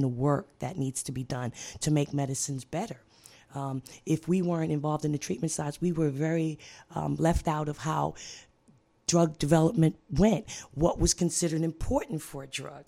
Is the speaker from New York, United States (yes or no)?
yes; New York City, New York, United States; I'm from Brooklyn, New York